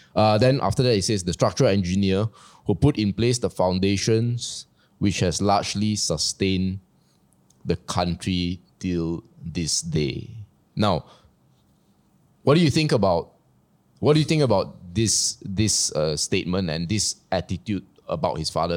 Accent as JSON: {"language": "English", "country": "Malaysia", "said": "we are Malaysians"}